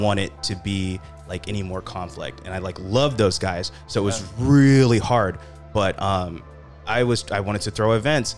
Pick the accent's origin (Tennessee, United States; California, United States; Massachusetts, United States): California, United States; Sacramento; I'm from Sacramento. We're an underdog city